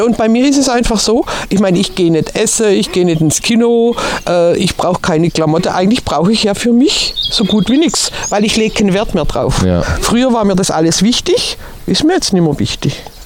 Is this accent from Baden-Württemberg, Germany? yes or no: yes; Swabia, Baden-Württemberg, Germany; also born or lived in Turkey; now in Mecklenburg-Vorpommern, Germany; als Schwabe